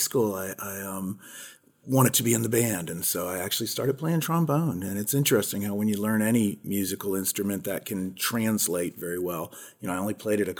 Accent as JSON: {"language": "English", "area": "Palm Beach County", "region": "Florida", "country": "United States", "tie": "born or raised there", "said": "I grew up in Palm Beach County"}